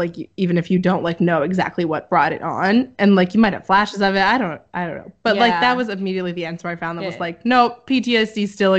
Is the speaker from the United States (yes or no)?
yes; Boothbay Harbor, Maine, United States; moved away; I also grew up in New England